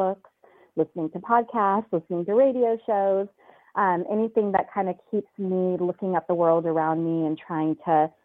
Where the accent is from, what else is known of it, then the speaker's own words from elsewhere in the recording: California, United States; moved away as an adult; now in Chicago, United States; I am originally from California